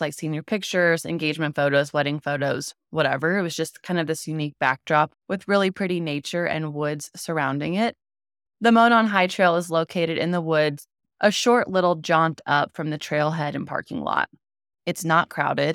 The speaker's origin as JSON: {"language": "English", "region": "Southern Indiana", "country": "United States", "tie": "born or raised there", "said": "I grew up in Southern Indiana"}